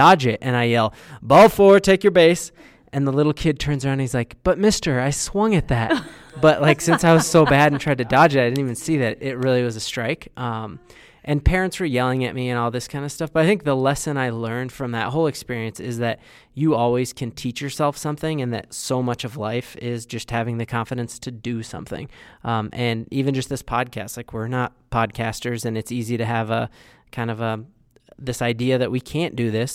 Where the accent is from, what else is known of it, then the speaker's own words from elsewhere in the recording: Westminster, Colorado, United States; I grew up in the Westminster Thornton area